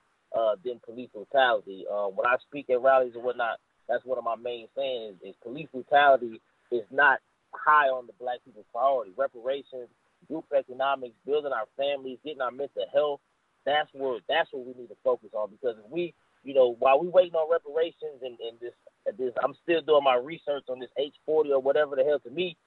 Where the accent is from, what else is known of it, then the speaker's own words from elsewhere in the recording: Austin, Texas, United States; also born or lived in Brooklyn, New York; I was born in Brooklyn, but I was raised in Austin, Texas